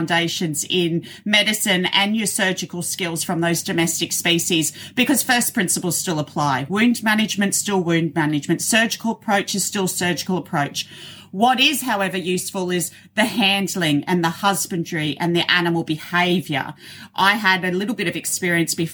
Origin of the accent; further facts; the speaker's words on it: Australia; accent: Australian; You have my Australian accent.